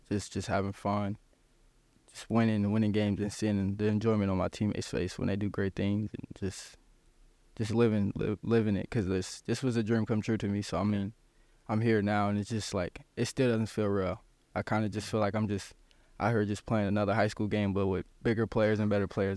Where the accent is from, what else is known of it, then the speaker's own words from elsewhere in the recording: South Bend, Indiana, United States; in my hometown